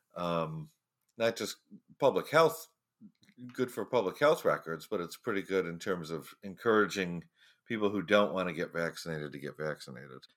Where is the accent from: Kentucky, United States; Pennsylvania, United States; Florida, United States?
Florida, United States; in Florida, my home state